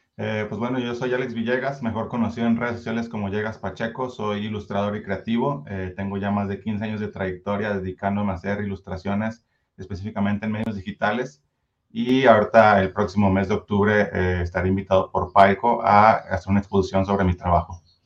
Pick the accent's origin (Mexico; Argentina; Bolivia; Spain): Mexico; Culiacán, Sinaloa; now in Zapopan, Mexico; yo soy originario de Culiacán, Sinaloa, pero ya tengo aquí mis 13 años viviendo en Zapopan